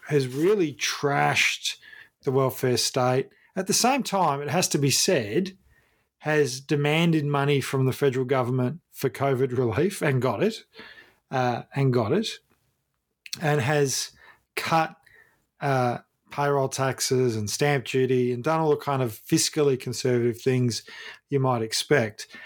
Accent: Ballarat, Victoria, Australia; I grew up in Ballarat

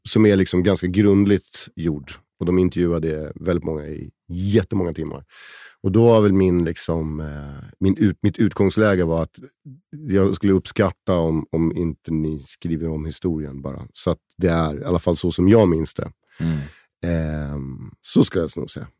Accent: Stockholm, Stockholm County, Sweden; also born or lived in Åre; när jag växte upp på Söder.

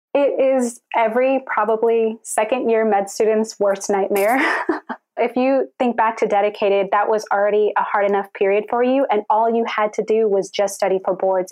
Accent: Houston, Texas, United States; I was born and raised in Houston, Texas.

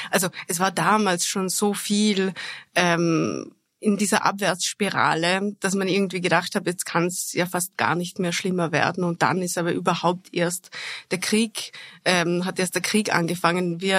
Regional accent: Vorarlberg, Austria; Ich komme aus Vorarlberg, da sind sehr viele Menschen geflüchtet aus Tschetschenien, sehr viele in Vorarlberg gelandet

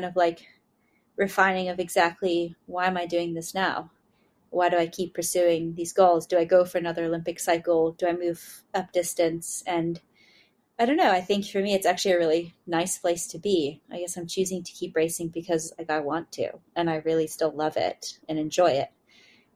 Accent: Bermuda; I'm from Bermuda

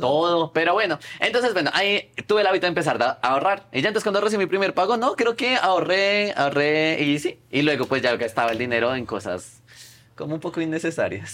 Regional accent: Colombia; moved away; yo soy de Colombia.

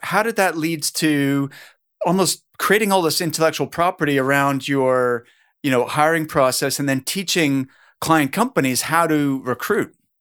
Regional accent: Halifax, Nova Scotia, Canada; I'm from Halifax, Nova Scotia.

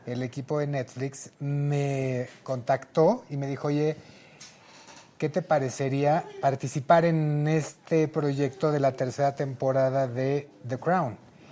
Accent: Taxco, Guerrero, Mexico; Yo soy tasqueño, guerrerense

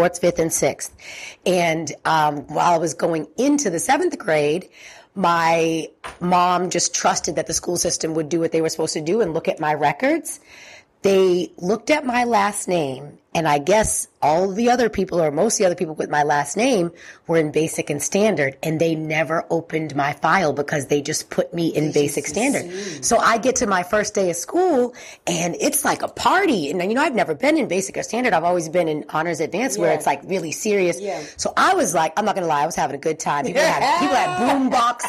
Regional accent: Brockton, Massachusetts, United States; moved away as an adult; also born or lived in Amherst, Massachusetts / Washington, D.C.; now in Atlanta, United States; I am from Brockton, Massachusetts, mm-hmm. which is just south of Boston

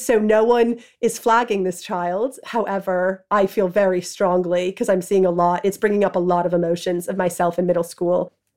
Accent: New York, United States; moved away as an adult; now in London, United Kingdom; Growing up in New York and being in high school in the nineties

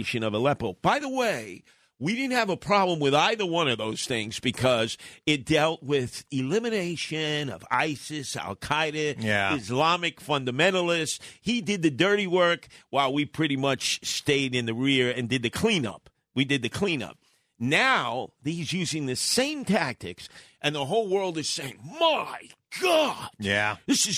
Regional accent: United States; as an American

